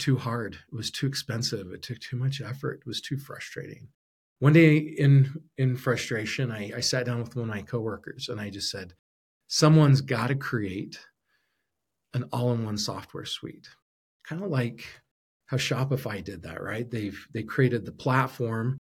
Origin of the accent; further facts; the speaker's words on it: Arizona, United States; also born or lived in Utah / Brazil; now in Idaho, United States; I grew up in Arizona